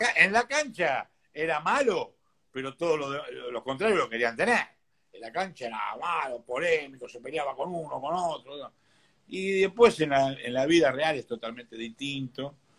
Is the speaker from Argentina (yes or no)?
yes; Buenos Aires, Argentina; yo nací en Bacacay López de Vega, a una cuadra de la estación Villaluro